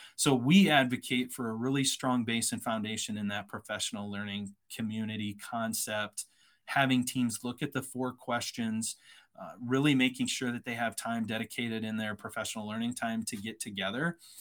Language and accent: English; Iowa, United States; moved away as an adult; also born or lived in San Antonio, Texas; I'm originally from Iowa, grew up on a farm, uh, went to a private college in Iowa